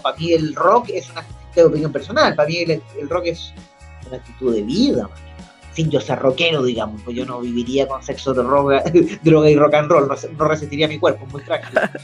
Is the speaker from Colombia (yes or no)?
no; Chile; nosotros como chilenos